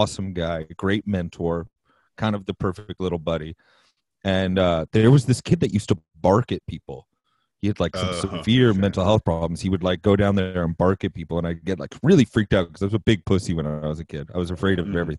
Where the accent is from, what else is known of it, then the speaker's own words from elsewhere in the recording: Vancouver, British Columbia, Canada; I grew up in like the low income suburbs of Vancouver for probably 4 or 5 years